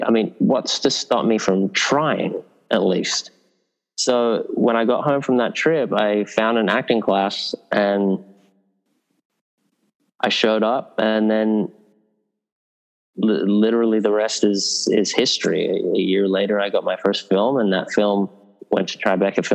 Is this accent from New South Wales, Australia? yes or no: yes; Sydney, New South Wales, Australia; moved away as an adult; also born or lived in England; I was a kid growing up in Northern Beaches in Sydney